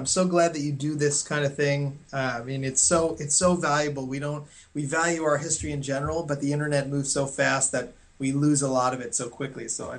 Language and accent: English; New York, United States; So I grew up in the New York area, just north of Manhattan in Westchester County.